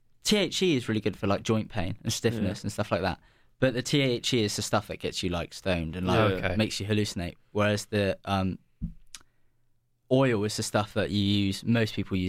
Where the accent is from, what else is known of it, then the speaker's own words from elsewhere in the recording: Devon, South West England, United Kingdom; I come from Devon, and Devon's very pretty.